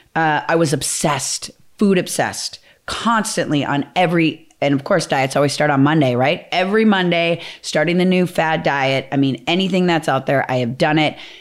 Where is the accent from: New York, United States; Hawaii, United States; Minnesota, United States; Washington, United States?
Minnesota, United States; I'm from Minnesota. We're, like, very Midwest values